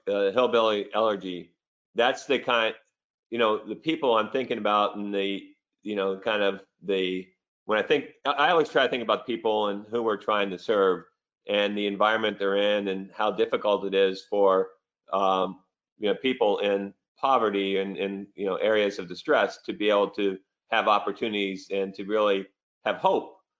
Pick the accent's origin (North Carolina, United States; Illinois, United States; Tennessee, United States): North Carolina, United States; also born or lived in Virginia; I was born in Virginia, and it was Appalachian Mountains. And then I spent most of my life in North Carolina